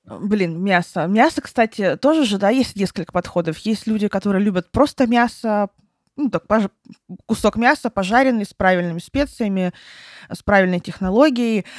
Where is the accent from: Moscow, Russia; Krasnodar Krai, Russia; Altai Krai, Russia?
Altai Krai, Russia; Barnaul; moved away; я когда жила в Барнауле, там все детство свое провела в Барнауле с родителями